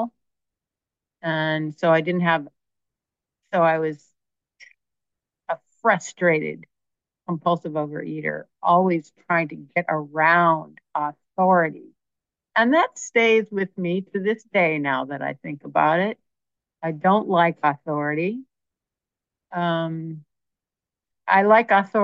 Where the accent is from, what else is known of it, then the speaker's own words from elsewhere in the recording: Berkeley, California, United States; I grew up in Berkeley